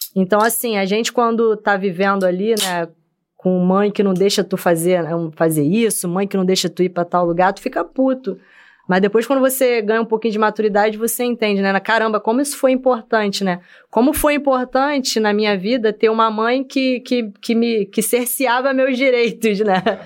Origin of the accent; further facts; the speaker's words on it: Rio de Janeiro, Brazil; also born or lived in Bangu; Eu, eu nasci em Bangu, fui criada em Senador Camará